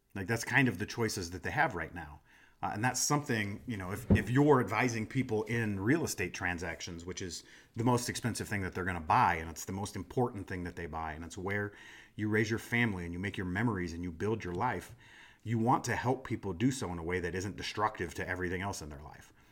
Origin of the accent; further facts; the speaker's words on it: Des Moines, Iowa, United States; moved away; I'm from Des Moines, Iowa, and I was in, I was back home recently